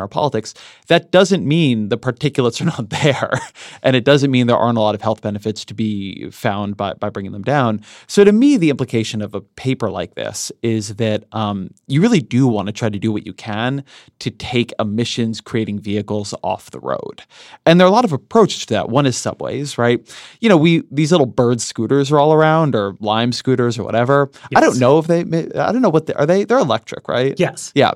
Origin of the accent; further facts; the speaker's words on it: Southern California, United States; grew up in Southern California in, in the era when LA was really polluted